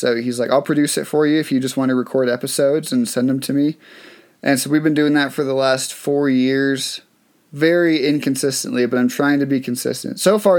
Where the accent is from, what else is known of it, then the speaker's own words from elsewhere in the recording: Massachusetts, United States; Okay. Do you know I grew up in Massachusetts?